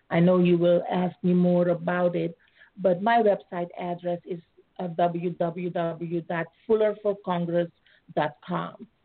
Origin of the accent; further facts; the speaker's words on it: Suriname; moved away as an adult; also born or lived in Netherlands; now in United States; So, um, I was born in Suriname. It's a former colony of the Netherlands. I uh, was born under Dutch nationality. And after high school, I went to further my education in Holland.